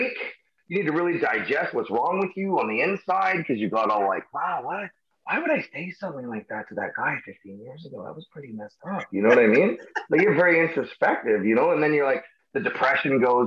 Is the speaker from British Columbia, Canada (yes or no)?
yes; Surrey, British Columbia, Canada; I'm from Surrey, BC